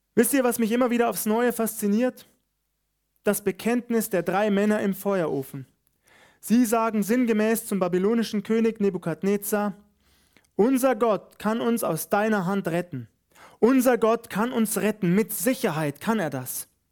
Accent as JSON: {"language": "German", "region": "Bavaria", "country": "Germany", "said": "hier bei uns in Bayern"}